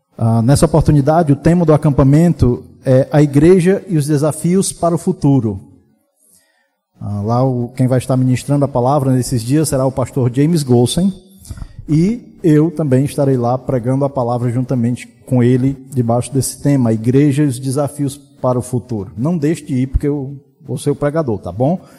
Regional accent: Brazil; sermos brasileiros

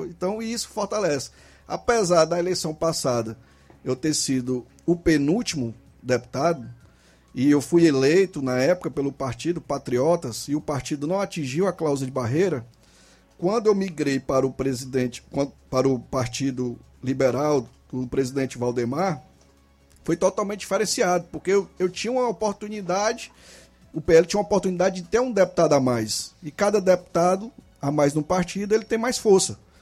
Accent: Nova Russas, Ceará, Brazil; eu sou daqui de Nova Russa, nascido e criado

